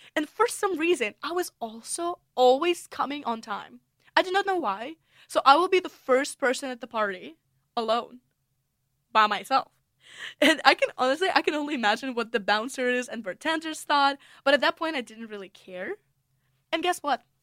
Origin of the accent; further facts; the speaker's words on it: Russia; English is a second language; moved away as an adult; also born or lived in United States; now in St Andrews, United Kingdom; I'm originally from Russia.